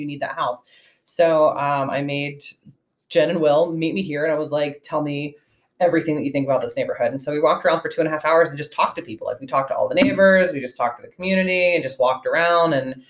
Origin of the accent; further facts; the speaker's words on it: South Carolina, United States; moved away as an adult; now in Woodbridge, United States; I'm from South Carolina originally.